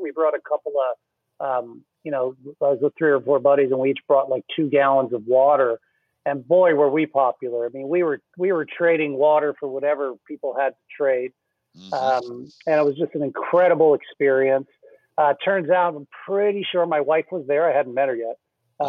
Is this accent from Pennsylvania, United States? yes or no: yes; Philadelphia, Pennsylvania, United States; moved away; I'm originally from Philly.